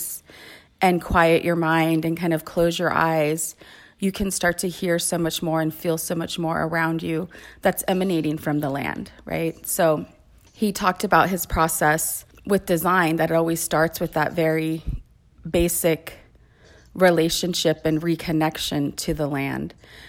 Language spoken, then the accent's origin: English; California, United States; And I am Ipai from the Ipai Nation of Santa Isabel, and also Yo'em, which is Yaqui.